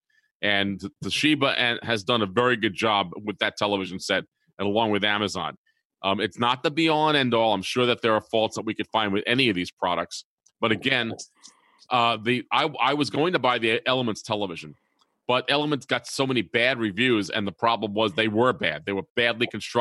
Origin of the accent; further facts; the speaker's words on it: New York City, New York, United States; moved away; I'm from New York City originally